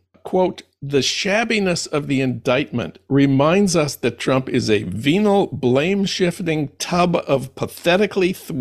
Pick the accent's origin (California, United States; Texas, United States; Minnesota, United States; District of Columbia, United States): Minnesota, United States; my home state of Minnesota